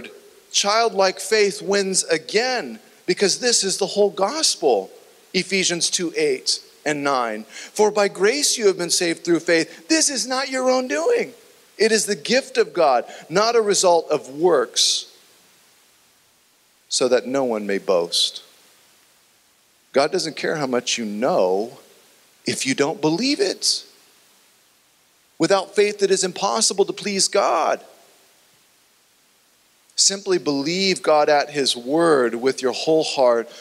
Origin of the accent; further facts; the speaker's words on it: United States; We, as an American nation